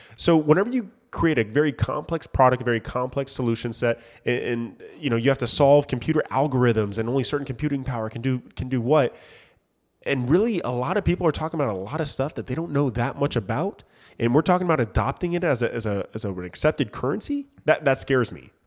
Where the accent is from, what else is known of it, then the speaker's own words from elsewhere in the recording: United States; as a countryman, as an American